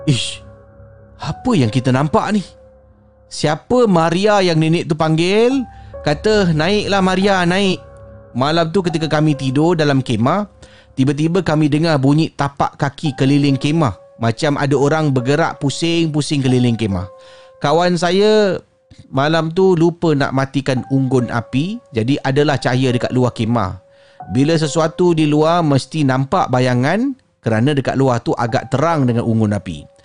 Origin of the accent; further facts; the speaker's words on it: Penang, Malaysia; Saya berasal dari Pening dan saya pergi ke gunung bersama kawan saya bernama Ijat.